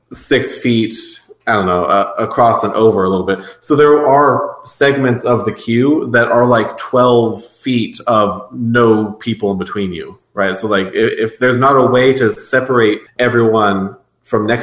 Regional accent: West Coast, United States; we're from the West Coast.

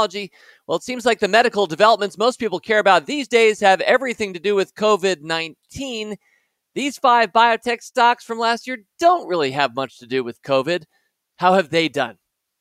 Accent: Washington, District of Columbia, United States; We were Washington Post shareholders growing up in Washington, D.C.

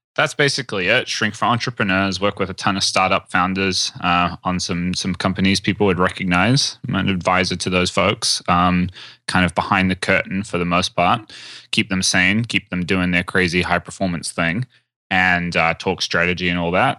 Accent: New Zealand; I'm from New Zealand.

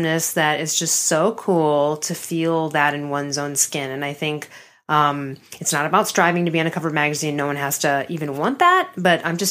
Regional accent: Chicago, Illinois, United States; growing up in Chicago

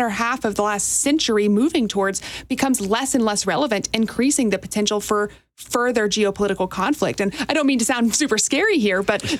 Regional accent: United States; myself as just an American

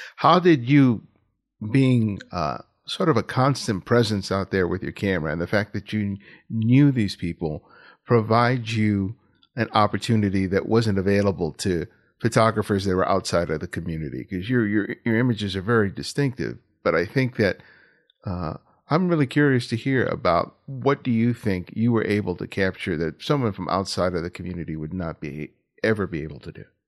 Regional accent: Los Angeles, California, United States; I grew up here in South Los Angeles

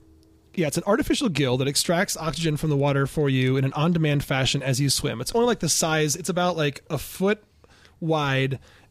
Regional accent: Ann Arbor, Michigan, United States; Her father started the Borders book chain in my hometown.

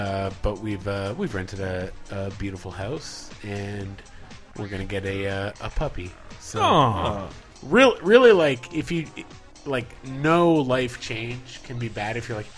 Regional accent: Canada; moved away; also born or lived in Ottawa; I'm from Canada.

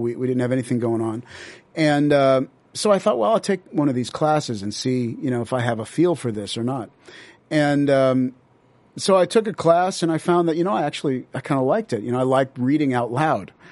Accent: Las Vegas, Nevada, United States; now in Los Angeles, United States; I grew up there in the seventies.

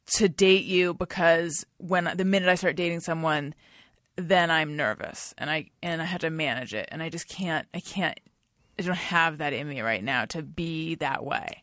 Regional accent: California, United States; moved away as an adult; also born or lived in New York / Los Angeles; so I moved back to California from New York and I was living at my parents' house in Orange County

